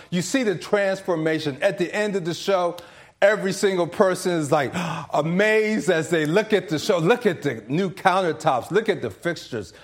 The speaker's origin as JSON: {"language": "English", "area": "DC area", "region": "Maryland", "country": "United States", "said": "I'm from the Maryland, D C area, but my parents are from South Carolina"}